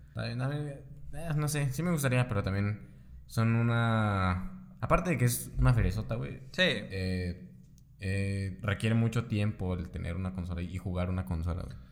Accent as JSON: {"language": "Spanish", "country": "Mexico", "said": "somos mexicanos"}